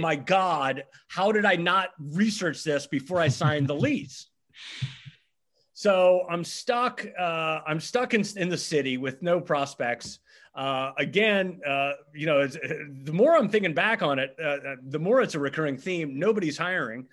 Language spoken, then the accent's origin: English; Nassawadox, Virginia, United States; moved away as an adult; also born or lived in Hawaii; now in Philadelphia, United States; I grew up on the eastern shore of Virginia, uh, which is, uh, the peninsula that's actually attached to Maryland